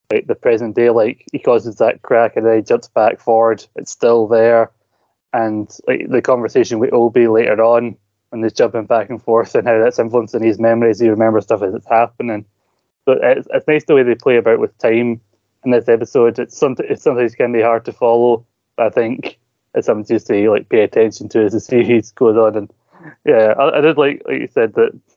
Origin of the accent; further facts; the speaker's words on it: Scotland, United Kingdom; You know I'm Scottish by enunciating what I'm saying